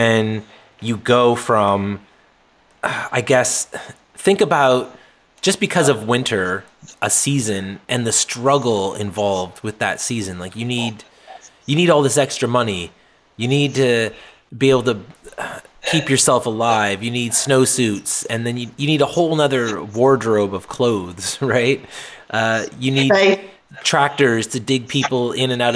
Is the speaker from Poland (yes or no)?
no; New Brunswick, Canada; also born or lived in Nova Scotia; I grew up primarily in New Brunswick and then also in Nova Scotia, which is the next province down.